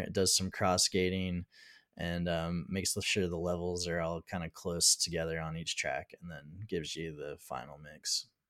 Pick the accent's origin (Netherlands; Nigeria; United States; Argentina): United States; I'm from the United States